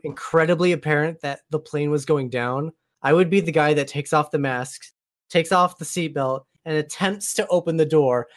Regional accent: Oregon, United States; now in Washington State, United States; I was born and raised in Oregon, living in Washington State now, Columbia River splits the two states.

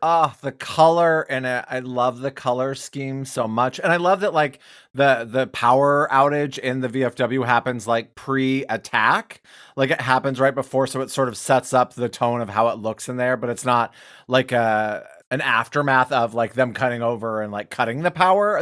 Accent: Wyoming, United States; I'm from Wyoming

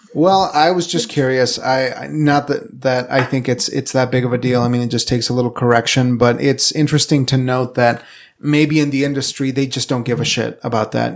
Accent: Evanston, Wyoming, United States; also born or lived in Casper, Wyoming; going from, from Evanston where we grew up to, to Casper

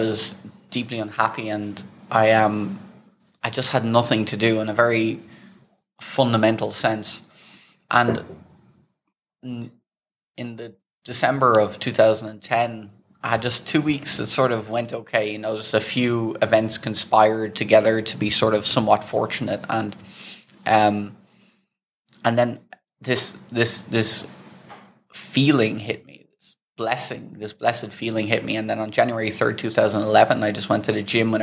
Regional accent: Dublin, Leinster, Ireland; moved away as an adult; also born or lived in Amsterdam / Thailand; I grew up in Dublin, Ireland

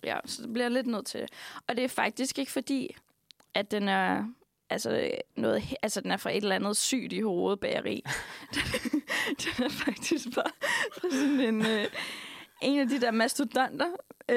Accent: Denmark

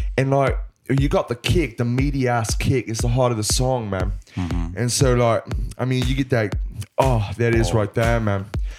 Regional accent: Bristol, South West England, United Kingdom; I'm from Bristol, man.

